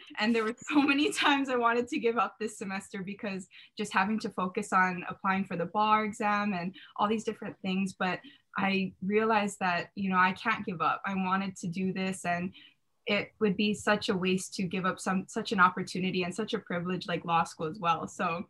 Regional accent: Ewa Beach, Hawaii, United States; I was commuting from Eva Beach, waking up at 5 a.m.

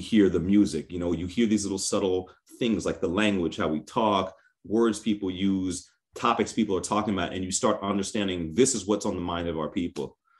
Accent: New York City, New York, United States; I grew up in New York City

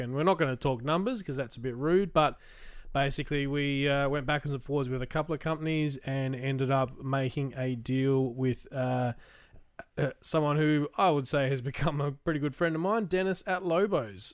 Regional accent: Australia; as an Australian

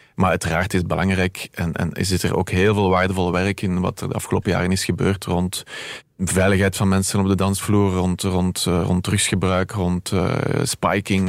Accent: Merchtem, Flanders, Belgium; Bij ons in Merchten

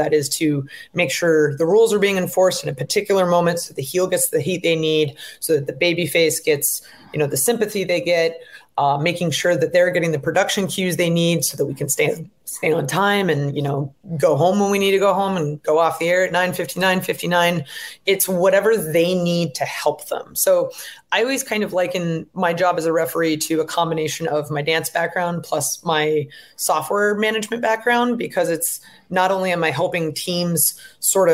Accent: Seattle, Washington, United States; I'm from Seattle. It's a very progressive place

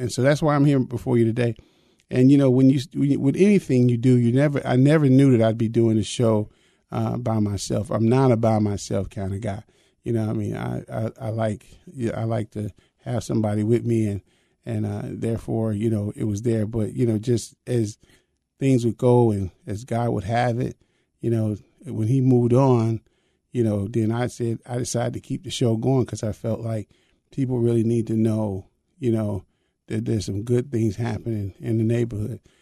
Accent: the North, United States; I was raised in the North, but I was raised Southern

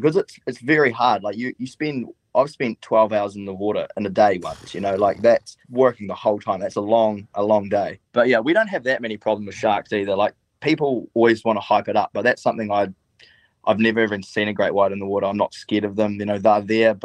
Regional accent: Stewart Island, Southland, New Zealand; I grew up in Stewart Island, which is the southernmost island of New Zealand, well, southernmost inhabited island. I've lived there my whole life.

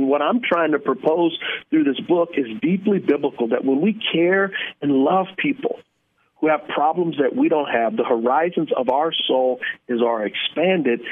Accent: San Antonio, Texas, United States; I grew up in San Antonio in a very poor area

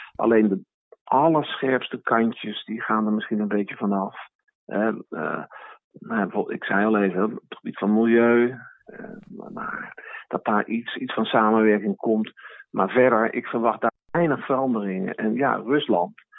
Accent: Netherlands; als Nederlanders

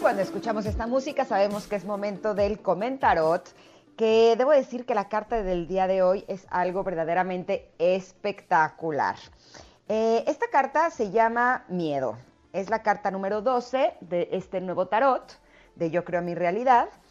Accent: Mexico City, Mexico; yo nací en la Ciudad de México

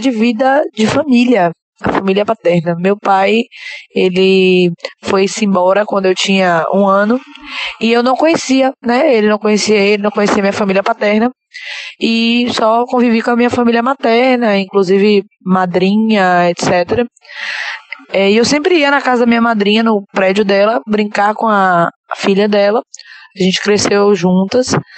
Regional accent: Salvador, Bahia, Brazil; sou baterista, sou daqui de Salvador

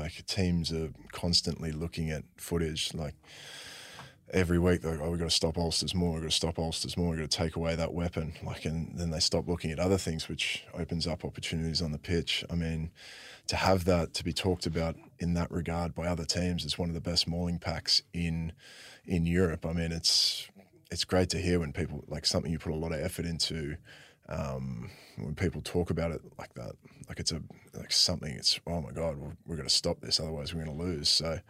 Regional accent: New South Wales, Australia; I was actually a Waratah supporter when I was growing up. I grew up in New South Wales.

